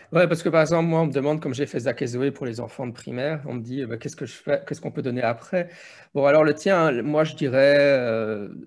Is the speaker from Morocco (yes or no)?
no; Belgium; Oui, chez nous en Belgique, en France, c'est toujours ça dépend. Mais chez nous, on a les cours de religion, morale, citoyenneté